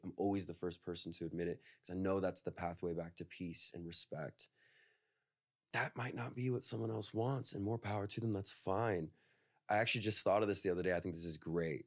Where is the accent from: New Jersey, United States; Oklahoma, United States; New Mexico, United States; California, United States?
California, United States; Northern; I'm from NorCal